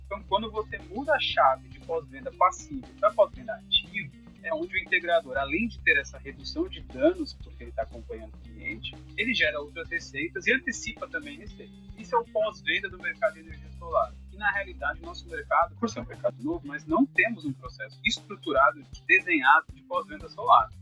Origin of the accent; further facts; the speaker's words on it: São Paulo, Brazil; sou natural de São Paulo.